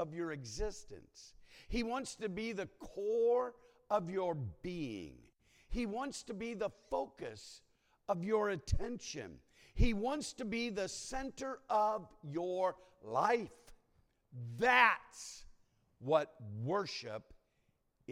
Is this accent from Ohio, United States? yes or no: yes; Ohio, United States; moved away; I was born in Ohio